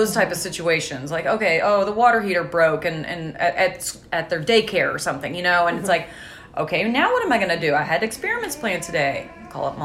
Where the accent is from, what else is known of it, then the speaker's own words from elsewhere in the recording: Clarksville, Indiana, United States; I grew up in Clarksville, Indiana. So just across the river from Louisville